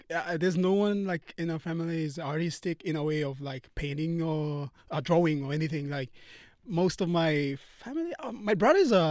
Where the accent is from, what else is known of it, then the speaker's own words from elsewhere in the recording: Port Moresby, National Capital District, Papua New Guinea; our family, like uh, back home in, in, Papua New Guinea, like most of the, uh, like most of our family, like we all live together.